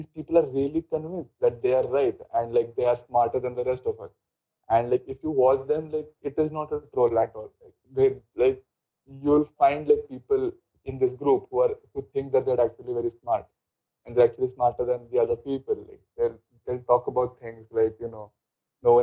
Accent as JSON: {"language": "English", "country": "India", "said": "being Indian"}